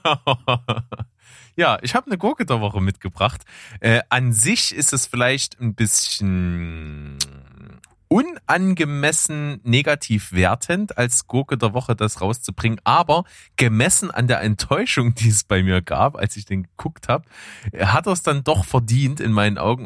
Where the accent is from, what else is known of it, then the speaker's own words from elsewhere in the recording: Germany; bei uns in Deutschland